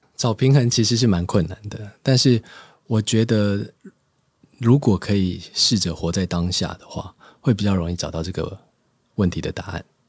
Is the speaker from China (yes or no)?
no; Hsinchu, Taiwan; moved away; 要回新竹，就是我老家